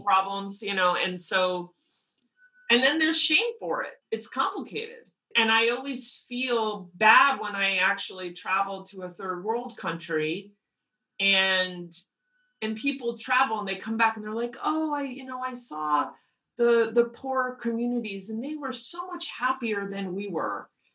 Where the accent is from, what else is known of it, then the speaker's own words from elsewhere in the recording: outside New York, United States; now in Los Angeles, United States; growing up outside New York where I did grew up